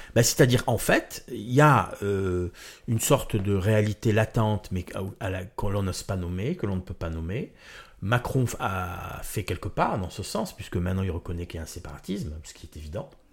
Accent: Marseille, Provence-Alpes-Côte d'Azur, France; moved away; also born or lived in Corsica; moi je suis né à Marseille

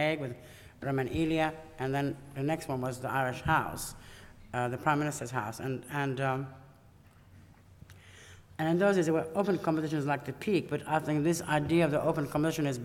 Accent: Iraq; moved away; I come from Iraq

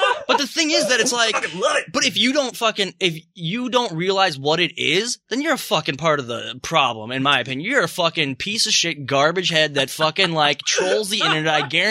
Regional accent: Minnesota, United States; I'm from Minnesota

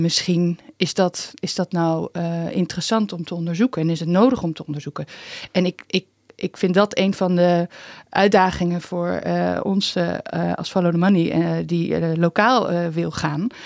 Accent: Haarlem, North Holland, Netherlands; now in Amsterdam, Netherlands; Ik ben wel ook in Haarlem opgegroeid

